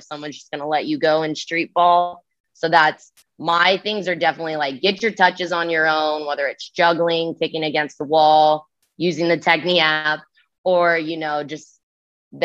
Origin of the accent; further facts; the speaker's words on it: Rancho Cucamonga, California, United States; moved away as an adult; now in Kansas City, United States; my hometown in freaking California